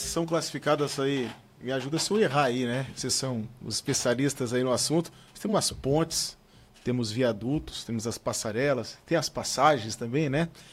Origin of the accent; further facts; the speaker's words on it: Criciúma, Santa Catarina, Brazil; eu sou de Criciúma